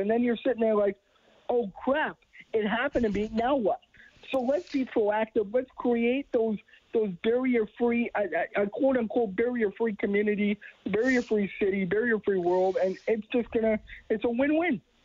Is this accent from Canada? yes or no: yes; Edmonton, Alberta, Canada; I was born in Edmonton, born and raised